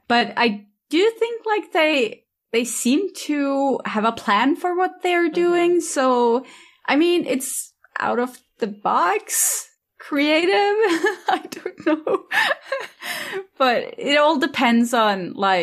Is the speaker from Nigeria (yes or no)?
no; Norway; I'm from Norway